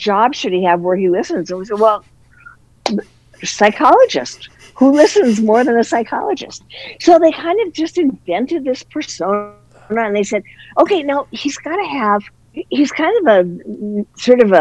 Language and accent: English; Minnesota, United States; we were raised with Minnesota nice